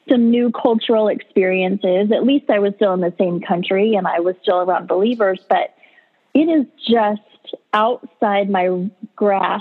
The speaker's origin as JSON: {"language": "English", "region": "California", "country": "United States", "also_born_or_lived": "North Carolina", "moved": "as an adult", "said": "I was from California and we moved to North Carolina"}